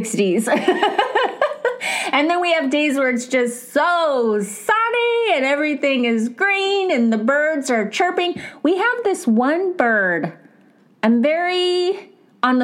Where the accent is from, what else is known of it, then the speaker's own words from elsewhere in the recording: California, United States; I'm American. I'm a California girl